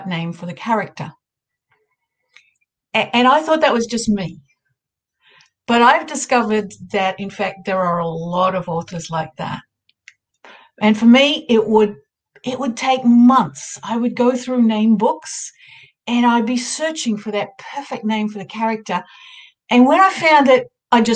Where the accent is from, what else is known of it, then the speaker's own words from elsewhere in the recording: Australia; accent: Australian; I'm an Australian. You'd be able to tell by my accent. It's the next day here